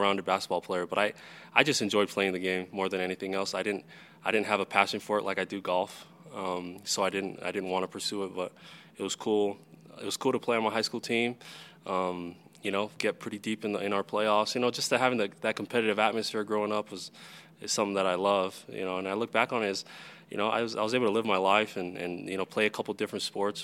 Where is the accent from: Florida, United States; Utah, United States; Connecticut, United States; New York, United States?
Utah, United States; Salt Lake City; I'm born and raised in Salt Lake City, Utah